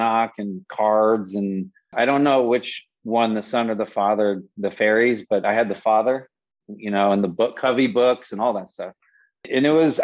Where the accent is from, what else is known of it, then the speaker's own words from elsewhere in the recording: Las Vegas, Nevada, United States; born and raised in Las Vegas